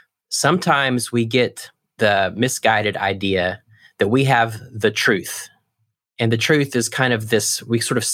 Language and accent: English; United States; as American pastors